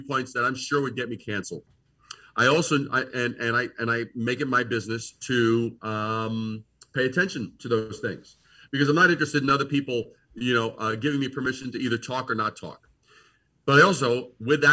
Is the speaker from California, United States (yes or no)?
no; New York City, New York, United States; moved away as an adult; also born or lived in Brooklyn, New York; now in Eau Claire, United States; growing up in Brooklyn, being born in Brooklyn, raised in Queens